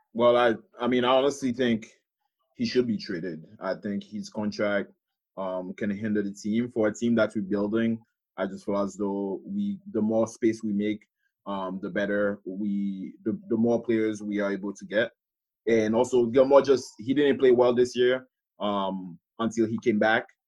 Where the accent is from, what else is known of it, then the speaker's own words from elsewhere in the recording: Haiti; moved away; growing up in Haiti